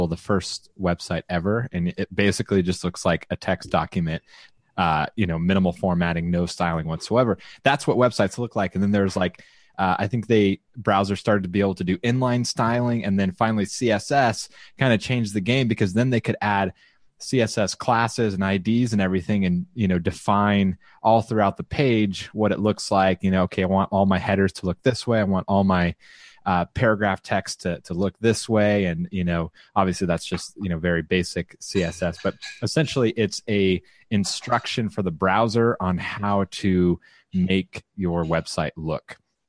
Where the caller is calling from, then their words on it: Austin, Texas, United States; I am broadcasting from Austin, Texas